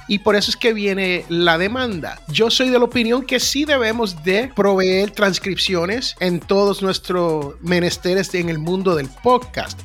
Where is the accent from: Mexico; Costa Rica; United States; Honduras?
United States; aquí en los Estados Unidos hay lo que yo llamo la gran nación norteamericana donde yo nací